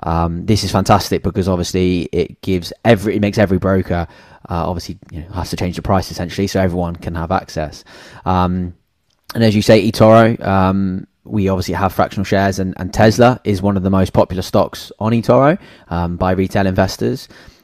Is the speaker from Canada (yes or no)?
no; Cornwall, South West England, United Kingdom; moved away; also born or lived in Sydney, Australia; so I'm from Cornwall, the Cornish boy at heart.